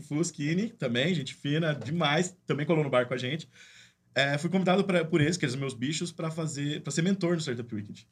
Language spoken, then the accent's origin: Portuguese; Campinas, São Paulo, Brazil; also born or lived in Limeira; Sou daqui de Campinas também.